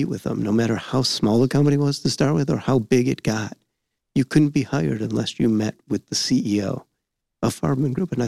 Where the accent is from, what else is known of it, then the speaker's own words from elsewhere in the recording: Southfield, Michigan, United States; also born or lived in Novi, Michigan; I grew up in Southfield, Michigan. I'm a hometown guy.